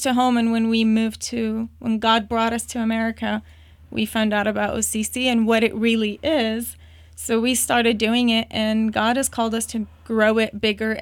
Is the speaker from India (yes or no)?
no; Baghdad, Baghdad Governorate, Iraq; moved away; also born or lived in Jordan / Turkey; I was born and raised in Baghdad, Iraq